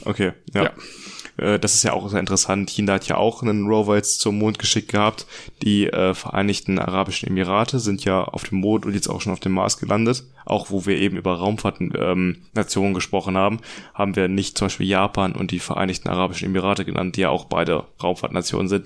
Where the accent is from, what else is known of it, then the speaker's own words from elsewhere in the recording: Germany; wir als Deutsche